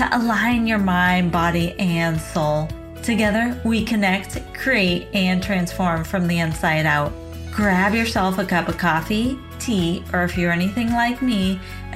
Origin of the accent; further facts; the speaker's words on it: outside of Portland, Oregon, United States; my hometown outside of Portland, Oregon